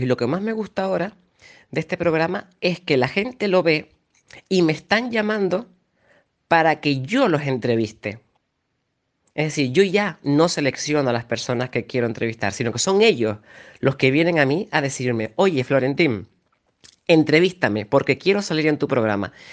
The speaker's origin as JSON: {"language": "Spanish", "region": "Canary Islands", "country": "Spain", "said": "Yo aquí estoy en Canarias, pero yo soy canario"}